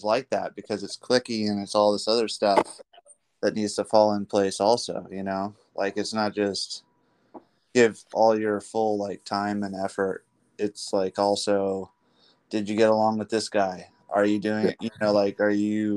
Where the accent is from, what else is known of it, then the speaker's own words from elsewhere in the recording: Mission Hills, California, United States; where I grew up was in Mission Hills